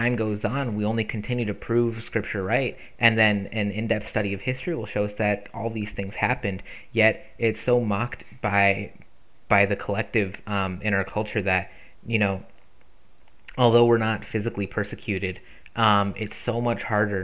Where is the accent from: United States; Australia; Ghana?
United States; as American Christians